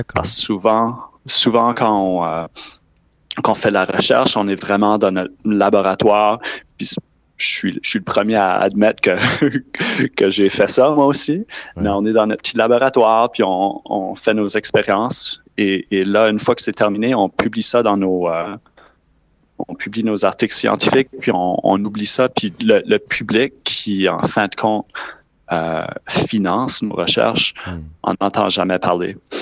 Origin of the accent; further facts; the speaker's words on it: New Brunswick, Canada; Je suis originaire du Nouveau-Brunswick